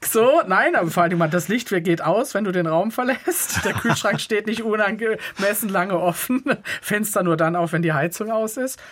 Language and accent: German; Böllen, Baden-Württemberg, Germany; moved away; also born or lived in Basel, Switzerland / Schönau, Baden-Württemberg; ich war in Schönau in der Schule, aber aufgewachsen bin ich in Böllen